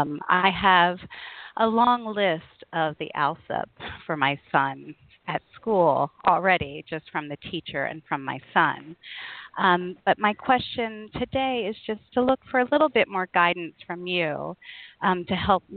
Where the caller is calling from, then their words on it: Spain; I'm calling from Europe, so it's 5 o'clock in the afternoon for me